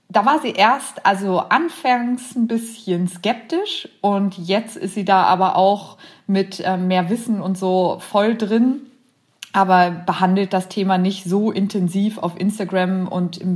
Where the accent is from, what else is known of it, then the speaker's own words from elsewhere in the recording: Braunschweig, Lower Saxony, Germany; ich komme aus Braunschweig